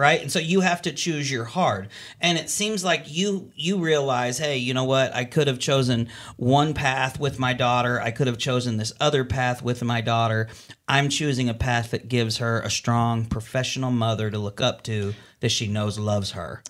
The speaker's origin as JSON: {"language": "English", "region": "California", "country": "United States", "tie": "born or raised there", "moved": "yes", "lives_now": "Northwest Arkansas, United States", "said": "I grew up in California"}